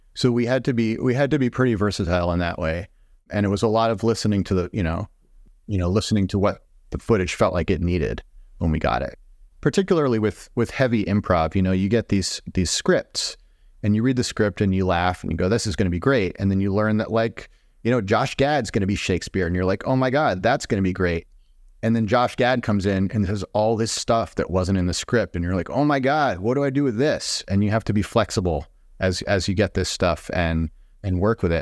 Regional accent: Boston, Massachusetts, United States; moved away as an adult; also born or lived in Madison, Wisconsin; where I grew up in the Boston area

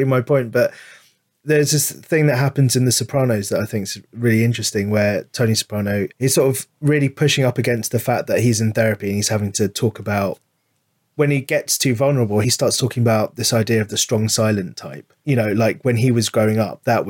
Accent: London, United Kingdom; I grew up in London

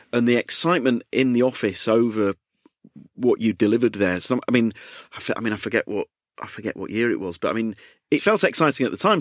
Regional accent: United Kingdom; I'm so British

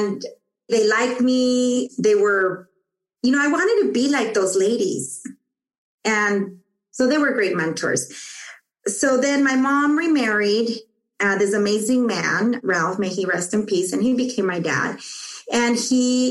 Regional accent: Tijuana, Baja California, Mexico; moved away; also born or lived in Los Angeles, United States; we went back to Mexico because my father wanted to go back

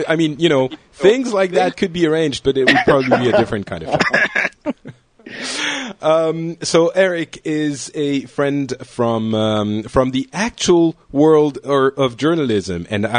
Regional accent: Lebanon; born there; Although, you know, I was born in Lebanon, so I should probably know at least that.

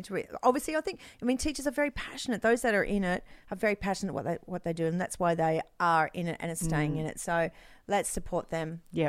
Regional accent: Proserpine, Queensland, Australia; moved away; I know the Whitsundays very well. I grew up in Proserpine.

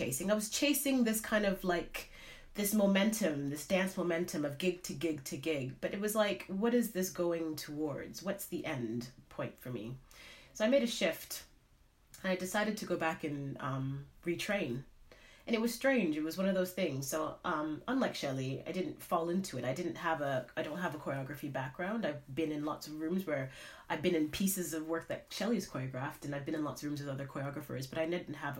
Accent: Canada; moved away as an adult; now in United Kingdom; I'm from Canada originally, and I've been in the UK now for about 12 years

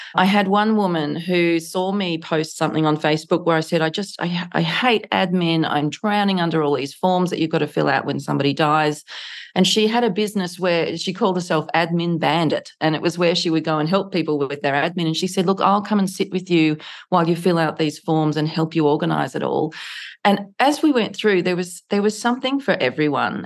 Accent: Canberra, Australian Capital Territory, Australia; my hometown of Canberra

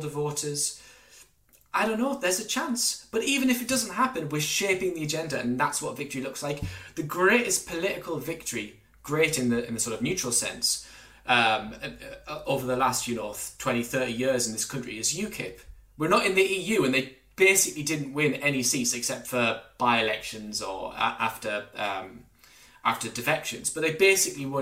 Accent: Durham, North East England, United Kingdom; when I grew up in Durham under New Labour

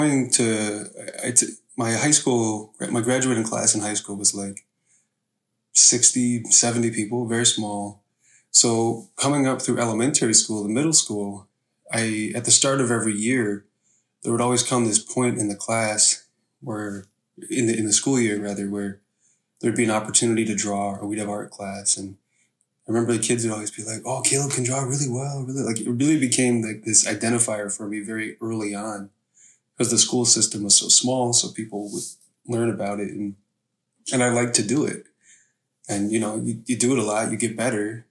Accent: Salamanca, New York, United States; I grew up on the Seneca Nation's Allegheny Territory, which is about an hour and a half south of Buffalo, right along the New York-Pennsylvania border

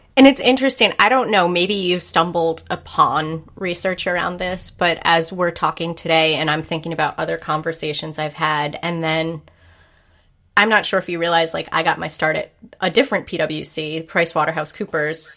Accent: New England, United States; growing up in Puritan New England

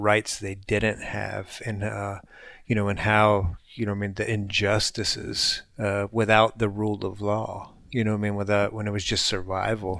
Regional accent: United States; having been born here

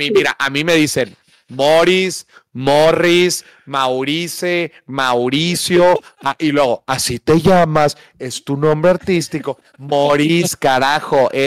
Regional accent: Minatitlán, Veracruz, Mexico; now in Monterrey, Mexico; soy de Veracruz, soy de Veracruz. Igual que mi mamá

